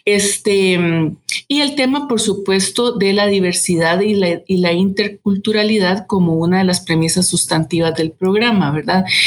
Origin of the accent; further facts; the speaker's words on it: Costa Rica; como costarricenses